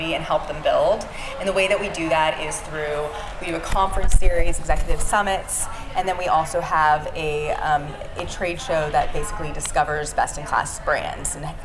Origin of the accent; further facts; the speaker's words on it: Silicon Valley, California, United States; from Silicon Valley originally